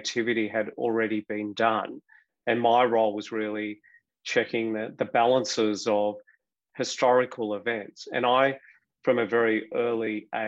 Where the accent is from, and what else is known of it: Melbourne, Victoria, Australia; born or raised there